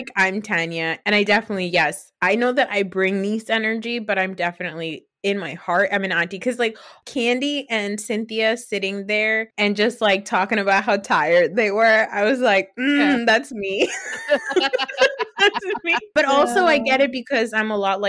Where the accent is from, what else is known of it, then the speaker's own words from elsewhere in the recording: New Jersey, United States; I'm from Jersey